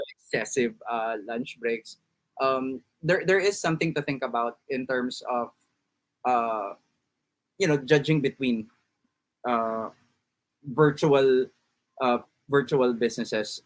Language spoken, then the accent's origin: English; Philippines; as a Filipino, nakatira ka pa sa parents mo